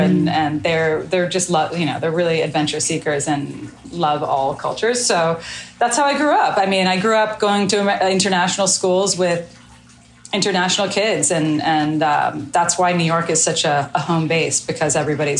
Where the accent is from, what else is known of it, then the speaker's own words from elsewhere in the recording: Melbourne, Victoria, Australia; born there; I was born in Melbourne in Australia.